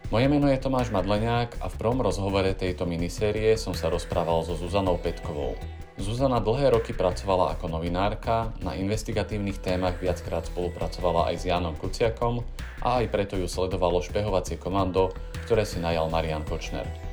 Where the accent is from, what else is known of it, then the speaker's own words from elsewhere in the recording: Orava, Žilina Region, Slovakia; moved away as an adult; also born or lived in Bratislava; ja som z Oravy